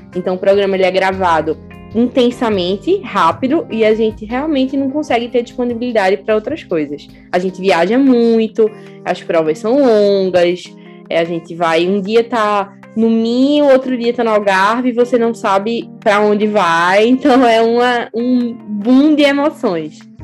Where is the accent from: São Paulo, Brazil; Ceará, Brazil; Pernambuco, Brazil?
Pernambuco, Brazil; Recife; moved away as an adult; now in Lisbon, Portugal; sou de Recife